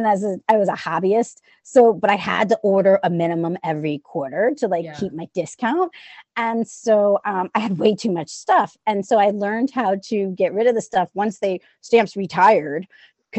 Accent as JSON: {"language": "English", "town": "New Orleans", "region": "Louisiana", "country": "United States", "said": "I'm from New Orleans. So if you hear an accent or whatever"}